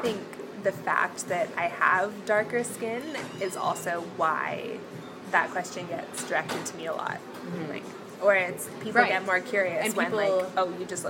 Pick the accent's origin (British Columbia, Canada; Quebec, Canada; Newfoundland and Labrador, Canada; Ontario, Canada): British Columbia, Canada; Victoria; moved away as an adult; now in Toronto, Canada; I grew up in Victoria, BC.